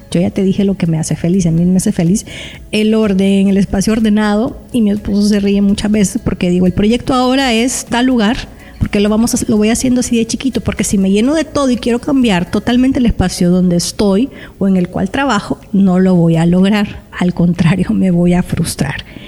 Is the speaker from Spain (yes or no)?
no; El Salvador; aquí en mi país, en El Salvador